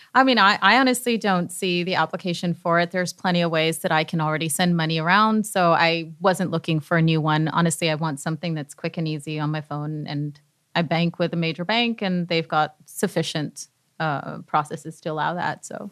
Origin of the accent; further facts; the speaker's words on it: Canada; now in United States; I'm Canadian, and so we didn't have